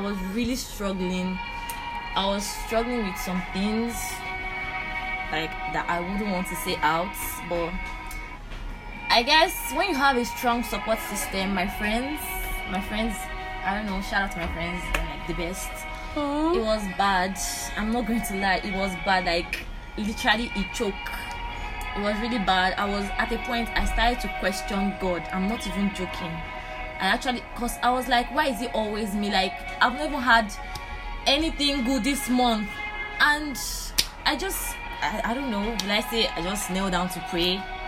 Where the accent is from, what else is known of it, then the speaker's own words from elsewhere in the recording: Nigeria; a Nigerian.